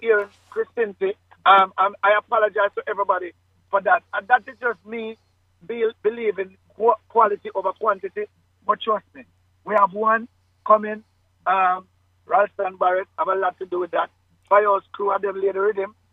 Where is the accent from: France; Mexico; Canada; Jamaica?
Jamaica; Kingston; I was born in Victoria Jubilee Hospital, um, downtown Kingston